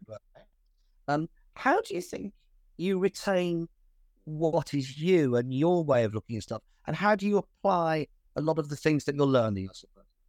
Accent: Birmingham, West Midlands, United Kingdom; I was born in Birmingham

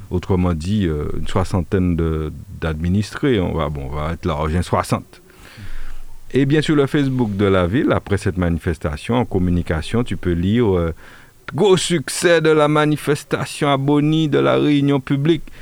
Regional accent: Martinique, France; J'ai du mal à imaginer un Français euh, y compris euh, en Martinique, puisque nous sommes français

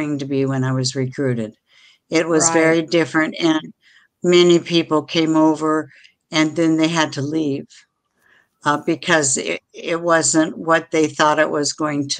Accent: Washington, United States; also born or lived in Seychelles; now in Florida, United States; I was raised in Washington State

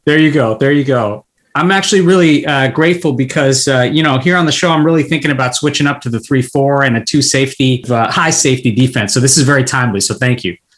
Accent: California, United States; being born and brought up uh, in California

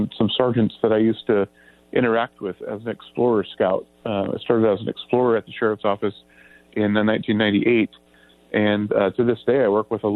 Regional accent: Grass Valley, California, United States; the family picked up the roots there and moved up here. And basically, I like to just call myself born and raised here

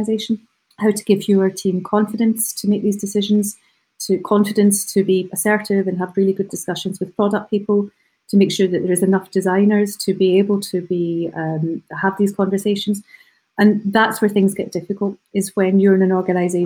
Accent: United Kingdom; as British people

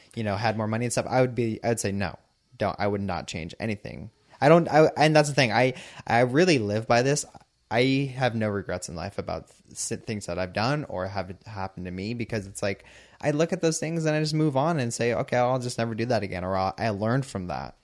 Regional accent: San Diego, California, United States; I'm from San Diego

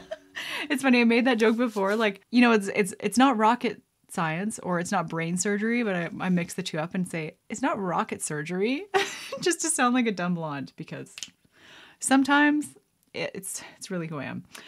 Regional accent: Canada; I'm a Canadian gal helping my Canadian pals

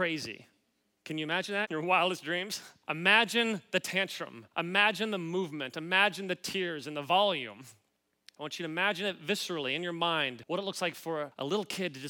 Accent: Kansas City, Missouri, United States; moved away as an adult; now in Los Angeles, United States; I grew up in Kansas City

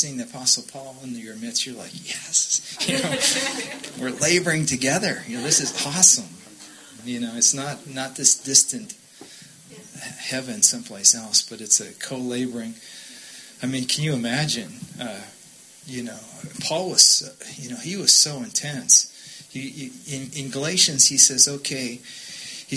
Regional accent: Minnesota, United States; both my grandparents came to America from Sweden, and so we grew up in Minnesota with very strong Swedish line

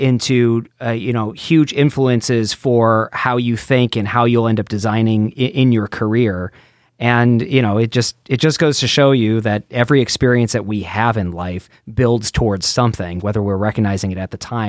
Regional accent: Detroit, Michigan, United States; I grew up in Detroit

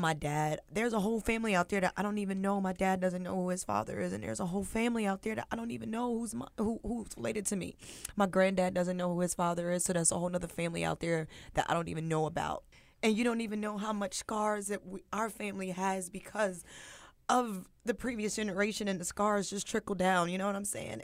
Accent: New Jersey, United States; also born or lived in Virginia; I was born in Virginia. Um, my mother moved to New Jersey when I was three

